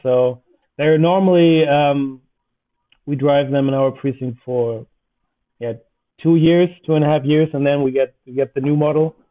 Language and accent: English; Northern Germany, Germany; as I come from the North